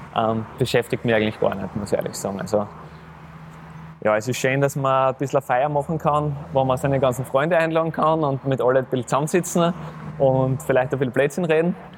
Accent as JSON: {"language": "German", "town": "Graz", "region": "Styria", "country": "Austria", "tie": "born or raised there", "moved": "yes", "said": "ich komme wieder in meine Heimat zurück, in meine Heimatstadt, zu meinem Heimatclub"}